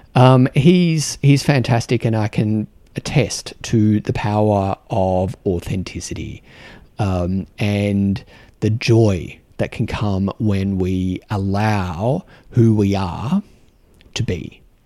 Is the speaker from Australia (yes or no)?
yes; Australia; moved away as an adult; now in New Zealand; an Australian here in New Zealand